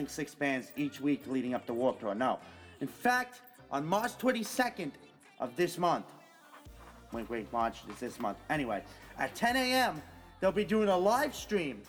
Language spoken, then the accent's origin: English; Huntington, New York, United States; Huntington, New York, my hometown